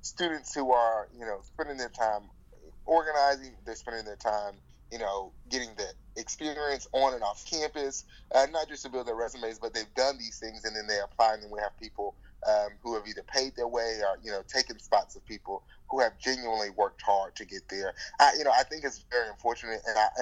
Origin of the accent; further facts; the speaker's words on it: Alabama, United States; here in my home state